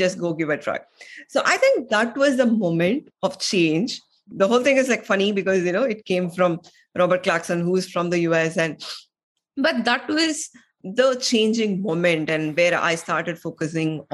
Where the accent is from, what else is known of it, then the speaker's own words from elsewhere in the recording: India; moved away as an adult; also born or lived in United States; I am from India